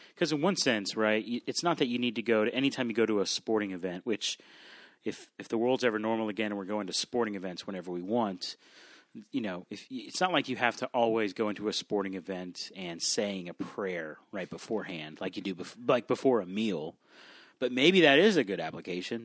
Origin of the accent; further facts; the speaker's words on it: South Florida, United States; I grew up in South Florida